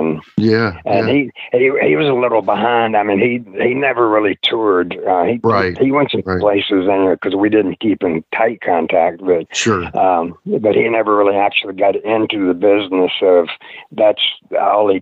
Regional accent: Salem, Virginia, United States; I was born in Salem, Virginia

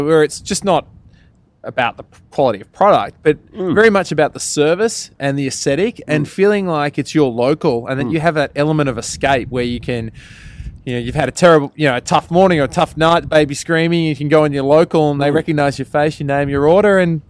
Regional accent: Australia; moved away as an adult; also born or lived in New York; now in United States; We're unashamedly Australian.

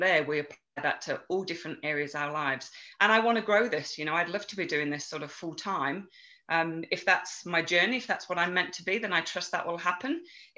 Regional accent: England, United Kingdom; accent: English; now in Chestermere, Canada; I grew up in England, hence the English accent, even though I now live in Chestermere in Alberta.

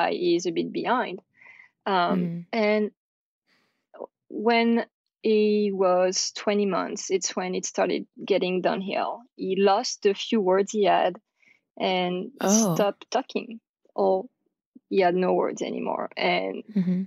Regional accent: France; accent: French; English is a second language; now in United States; I'm French, you can probably hear my accent

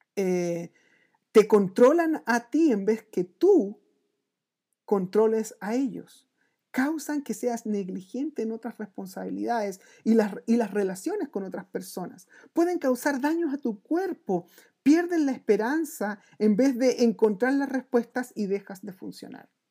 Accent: Chile

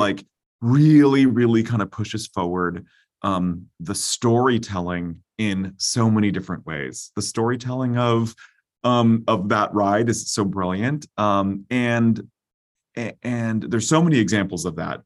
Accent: California, United States; now in Philadelphia, United States; as a Californian

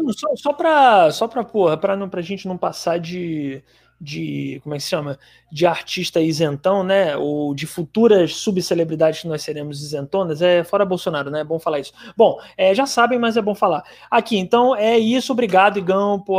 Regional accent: Ceará, Brazil; Fui eu que mandei o meteoro, eu sou cearense, haha, foda

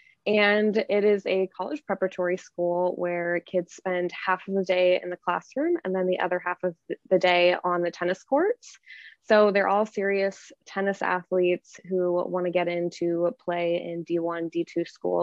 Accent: Georgetown, Texas, United States; also born or lived in Austin, Texas; I grew up in Georgetown, which is about 30 minutes from Austin

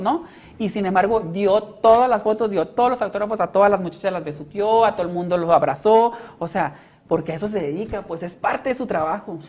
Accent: Hermosillo, Sonora, Mexico; also born or lived in Mexico City; regresarme para acá para Hermosillo

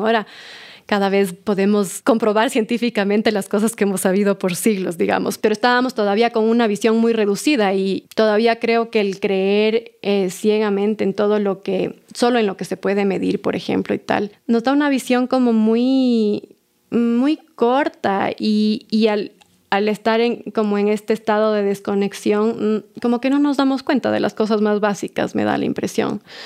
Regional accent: Pifo, Pichincha, Ecuador; born or raised there

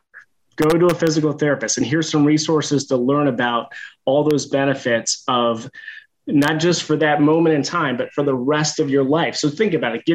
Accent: Northern Ohio, United States; called ESPT Clinic here in Northern Ohio

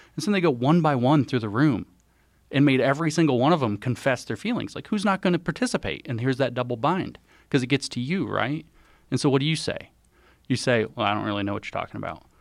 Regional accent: the South, United States; I'm from the South particularly.

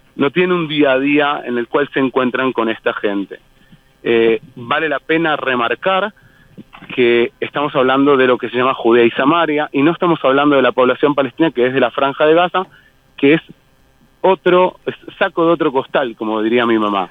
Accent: Argentina; moved away; soy argentino

